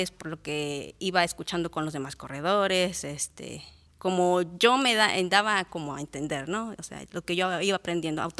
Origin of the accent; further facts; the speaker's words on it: Guerrero, Mexico; born there; now in Tlaltizapán, Mexico; Yo nací en el estado de Guerrero, pero ya me considero de Morelos. Tengo más de 28 años residiendo aquí, o sea que yo, yo soy de aquí